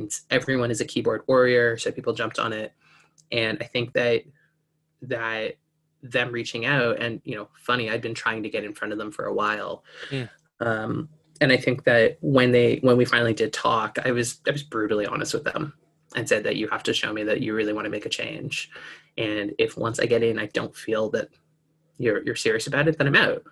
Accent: Canada; I'm here from Canada

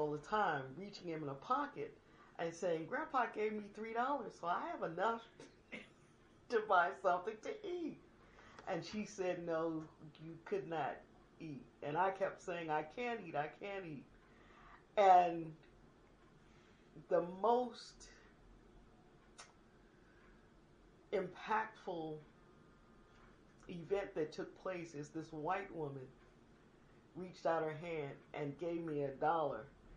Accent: Washington, District of Columbia, United States; I'm a native Washingtonian. I grew up in Southeast Washington, D.C., off of Benning Road

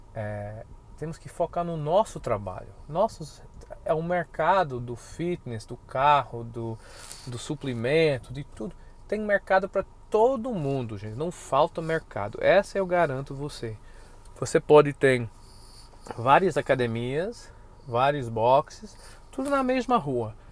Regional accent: United States; now in Brazil; como somos americanos

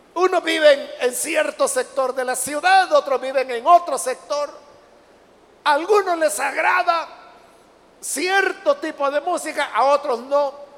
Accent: El Salvador; aquí mismo en nuestro Salvador

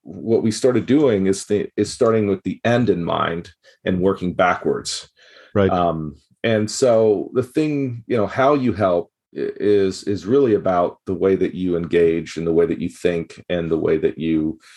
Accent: Gabon; growing up in Gabon, West Africa, um, and then going back there and working as a international worker.

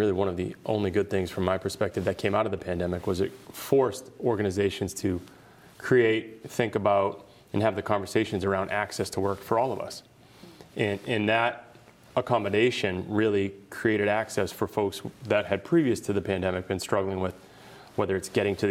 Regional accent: Boston, Massachusetts, United States; I grew up in the Boston area. I played hockey at Catholic Memorial right down the street in West Roxbury

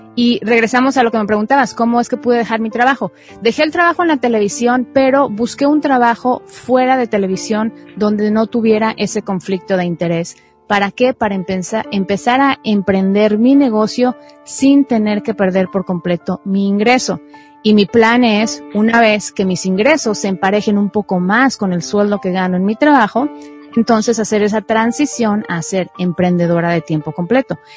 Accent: Mexico; moved away as an adult; now in United States; soy mexicana, soy periodista de profesión y emigré a los Estados Unidos hace 15 años

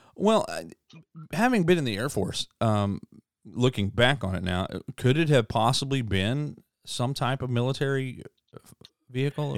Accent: Southeast Oklahoma, United States; I grew up in Southeast Oklahoma.

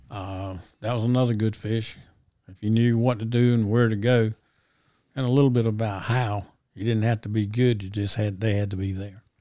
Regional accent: Ayden, North Carolina, United States; my hometown, Aiden

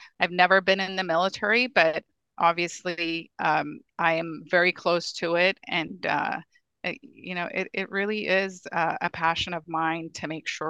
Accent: Ethiopia; now in United States; I'm an immigrant from Ethiopia. You know, I've been here for a very long time, but I don't take the freedom we have in this country for granted.

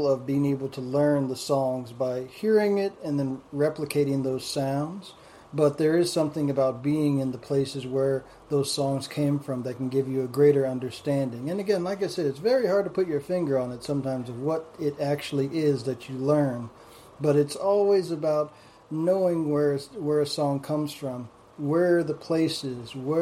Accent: Southwest, United States; not being from the South, I'm from the Southwest

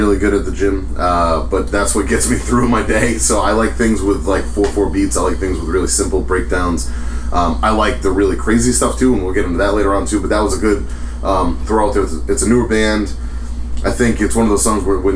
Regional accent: East Coast, United States; I grew up in the East Coast hardcore scene.

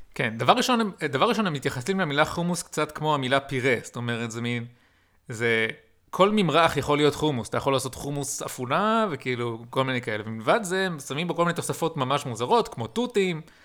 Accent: Israel

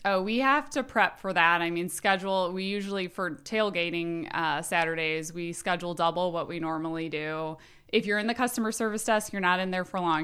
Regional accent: South Bend, Indiana, United States; now in Elkhart, United States; I'm actually from South Bend, but live in Elkhart

